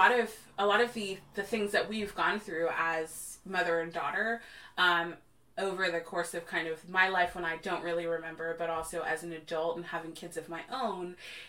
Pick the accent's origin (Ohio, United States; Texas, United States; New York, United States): Texas, United States; born there; told them that I was born in Texas and how shameful that is.